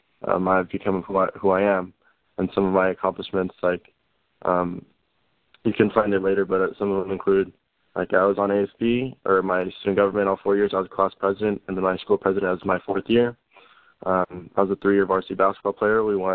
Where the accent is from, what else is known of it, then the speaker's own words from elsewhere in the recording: California, United States; I grew up in the South Bay area, and then I moved a lot of times, and then I finished up here in North Park